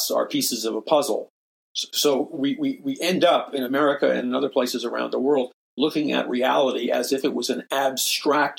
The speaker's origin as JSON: {"language": "English", "town": "New York City", "region": "New York", "country": "United States", "tie": "born or raised there", "said": "I'm a very forceful person because I'm from New York City"}